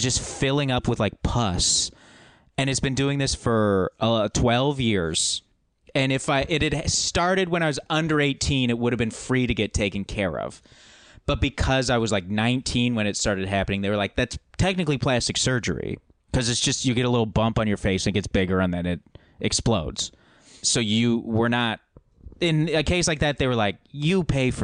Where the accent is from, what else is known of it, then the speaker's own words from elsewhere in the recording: Alberta, Canada; moved away as an adult; I haven't lived there for 10 years, but growing up in Alberta